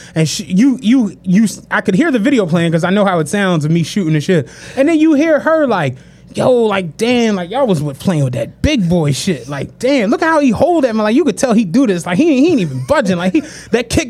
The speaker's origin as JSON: {"language": "English", "town": "Philadelphia", "region": "Pennsylvania", "country": "United States", "said": "we're from Philly"}